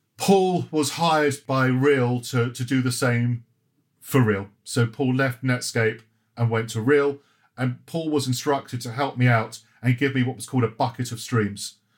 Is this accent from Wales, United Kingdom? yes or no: no; Croydon, London, United Kingdom; also born or lived in Johannesburg; I grew up in Croydon